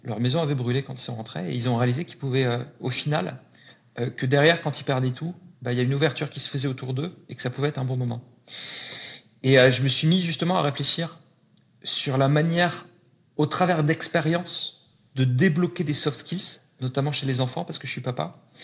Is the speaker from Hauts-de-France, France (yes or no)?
yes; Lille, Hauts-de-France, France; moved away as an adult; now in Paris, France; j'ai grandi à Lille, arrivé à Paris il y, a, il y a 13 ans maintenant.